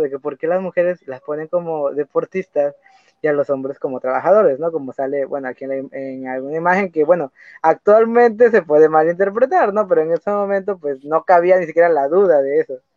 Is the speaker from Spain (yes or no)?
no; Mexico; somos mexicanos